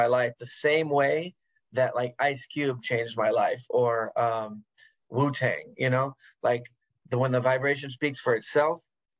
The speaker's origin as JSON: {"language": "English", "region": "West Coast", "country": "United States", "tie": "born or raised there", "said": "Yeah, I've always been here. I've traveled, but I've always lived here."}